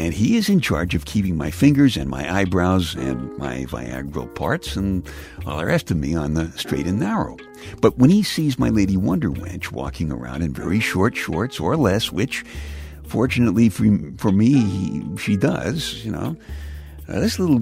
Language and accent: English; New York City, New York, United States; I'm from the Bay Ridge section of Brooklyn, which is the southernmost part of New York City